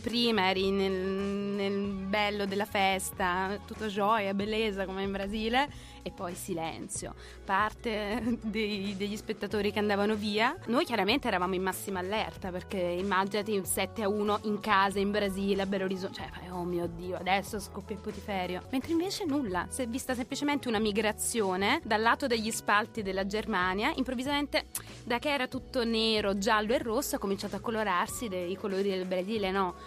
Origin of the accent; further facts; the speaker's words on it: Naples, Campania, Italy; now in Milan, Italy; io sono proprio terrona d'occa